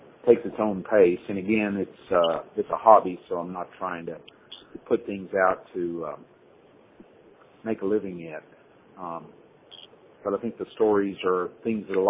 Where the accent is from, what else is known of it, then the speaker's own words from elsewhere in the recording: Fort Worth, Texas, United States; moved away as an adult; now in Hong Kong; I grew up in Cowtown, which is Fort Worth, Texas, and near there